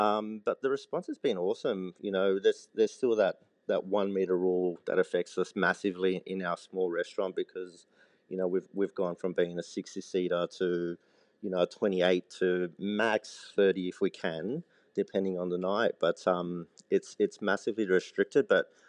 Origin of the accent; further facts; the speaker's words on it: Sydney, New South Wales, Australia; I grew up in Western Sydney, so from a young age, Mum would go shopping in Cabramatta for meat and do her vegetable something else. So it was very multicultural.